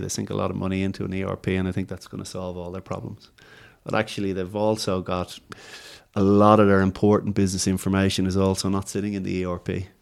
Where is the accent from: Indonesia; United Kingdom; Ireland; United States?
Ireland; now in Australia; I'm going from Ireland